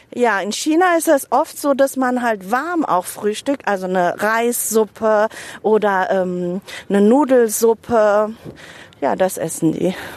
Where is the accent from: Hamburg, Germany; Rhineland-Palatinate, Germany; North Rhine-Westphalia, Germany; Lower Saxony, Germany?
North Rhine-Westphalia, Germany; Herne; meine Heimat ist Deutschland, Herne. Ähm, dadurch, dass ich einfach hier groß geworden bin